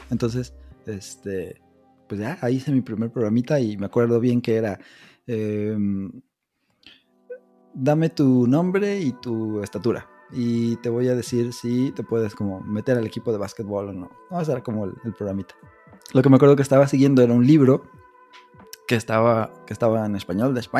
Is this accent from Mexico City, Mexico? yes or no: yes; Mexico City, Mexico; now in Morelia, Mexico; Nosotros también salimos del DF, pero por el trabajo de mi papá nos fuimos